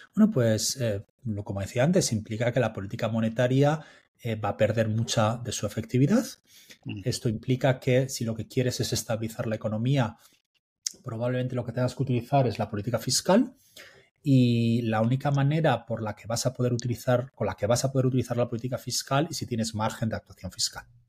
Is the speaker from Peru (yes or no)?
no; Spain; como decimos en España